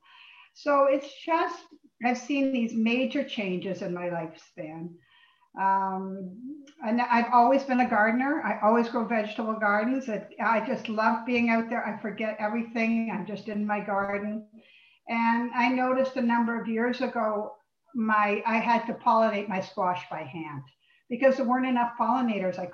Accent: Lindsay, Ontario, Canada; also born or lived in England; now in Richmond Hill, Canada; I was born in England. I came here as a baby, and my parents lived on a farm near Lindsay

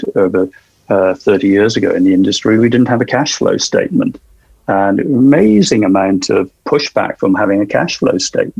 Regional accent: South Wales, United Kingdom; my hometown in South Wales

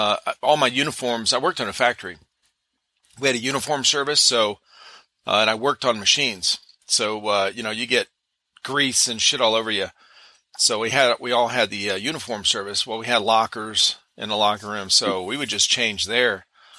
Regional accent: Cleveland, Ohio, United States; moved away as an adult; now in Simpsonville, United States; I grew up in Cleveland area

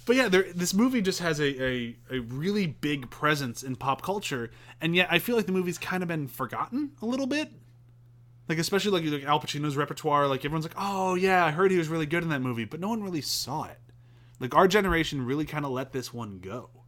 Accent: United States; I'm very American

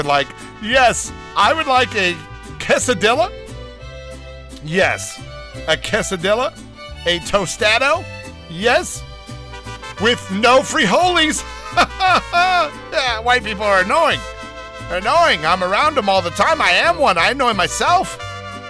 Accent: Downey, California, United States; I grew up in Downey

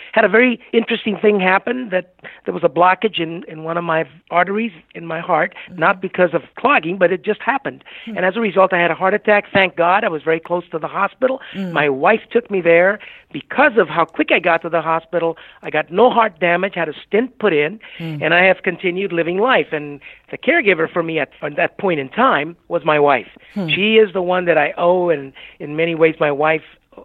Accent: Southern California, United States; moved away as an adult; also born or lived in Puerto Rico / New Mexico; now in West Palm Beach, United States; I grew up in Southern California

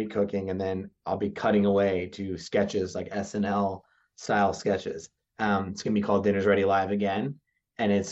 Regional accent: New Jersey, United States; I grew up in New Jersey where there's not really Jersey pride

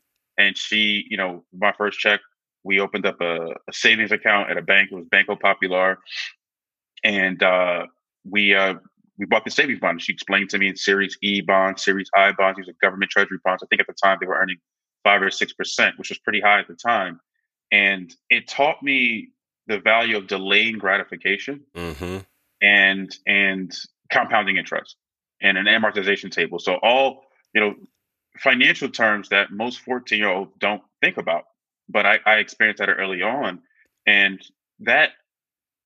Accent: New Jersey, United States; And I grew up in New Jersey, born and raised in New Jersey.

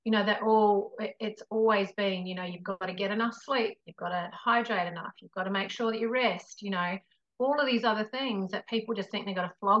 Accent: New Zealand; I come from New Zealand as well.

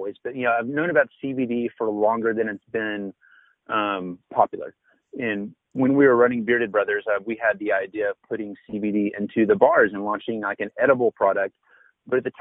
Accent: Denton, Texas, United States; We're actually in Denton, Texas, which is my hometown

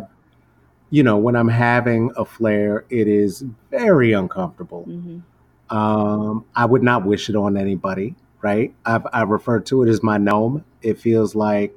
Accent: United States; I grew up in the United States

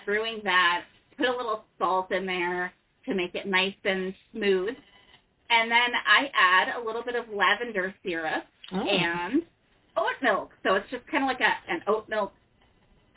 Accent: Minneapolis, Minnesota, United States; now in Charlottesville, United States; I grew up in Minneapolis, currently living in Charlottesville, Virginia.

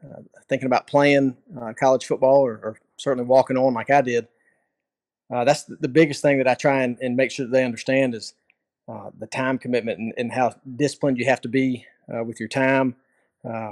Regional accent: Pensacola, Florida, United States; I'm from Pensacola.

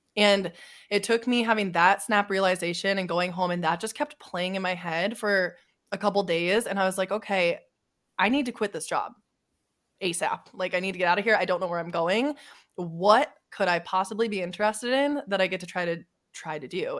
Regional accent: South Dakota, United States; moved away as an adult; I'm from South Dakota, ve, a very small town. I graduated high school with forty-eight people

